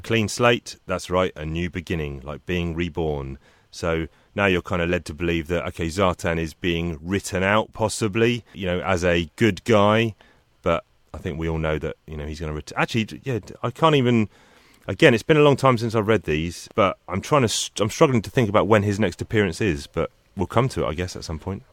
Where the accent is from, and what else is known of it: United Kingdom